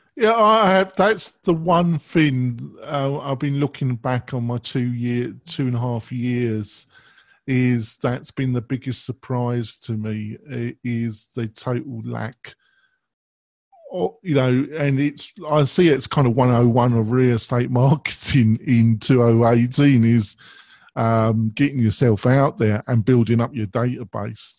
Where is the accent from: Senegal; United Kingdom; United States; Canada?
United Kingdom; England; I'm English